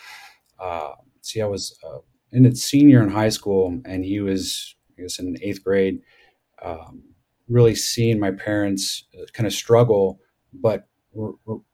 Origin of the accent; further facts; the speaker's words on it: Southern California, United States; moved away as an adult; now in Colorado, United States; I grew up in Southern California with a very loving, parents